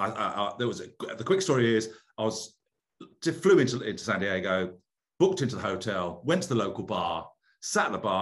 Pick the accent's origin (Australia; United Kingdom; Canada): United Kingdom; moved away as an adult; now in United States; I'm British